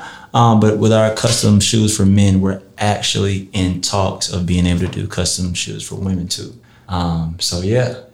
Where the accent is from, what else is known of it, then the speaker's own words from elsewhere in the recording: Marietta, Georgia, United States; also born or lived in Atlanta, Georgia; I'm born and raised and came up in the city of Marietta